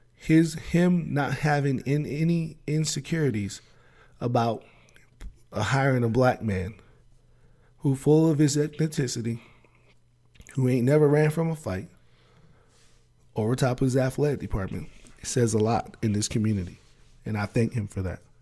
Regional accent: Maryland, United States; accent: Maryland; my Maryland accent

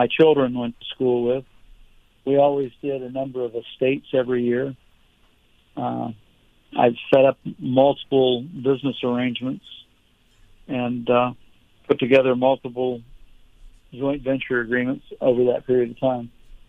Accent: West Palm Beach, Florida, United States; I'm pretty much a third generation West Palm Beach.

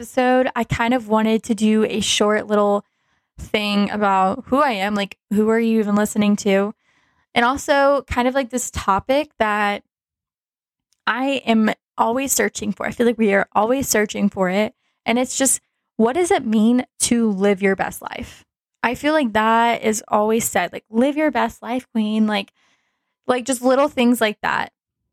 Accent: Dallas, Texas, United States; I'm from Dallas

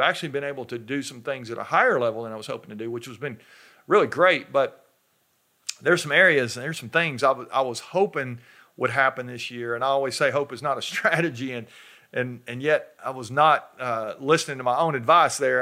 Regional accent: North Georgia, United States; I'm from North Georgia, up in the mountains, uh, and we have black bears up there

